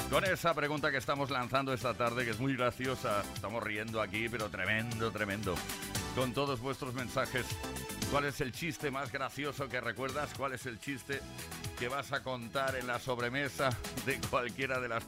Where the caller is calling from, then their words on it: Cartagena, Region of Murcia, Spain; de Cartagena.